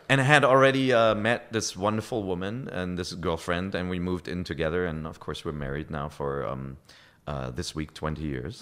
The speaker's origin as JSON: {"language": "English", "country": "Germany", "also_born_or_lived": "Japan", "accent": "German", "first_language": "German", "second_language": "English", "moved": "as an adult", "said": "German is my, my, my native language"}